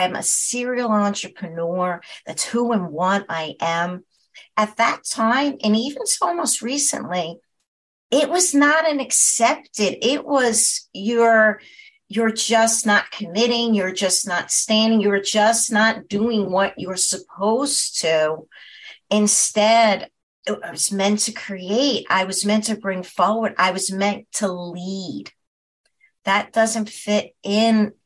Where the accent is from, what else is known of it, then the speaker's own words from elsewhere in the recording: New York, United States; I am a New Yorker